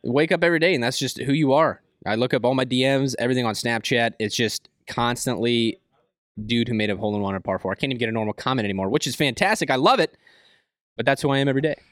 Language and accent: English; Tonganoxie, Kansas, United States; Kansas is where I say I'm from. I lived there for, like, seven, eight years. I mean, I, I, I moved there when I was, when I was in middle school, so I pretty much just say I'm from Kansas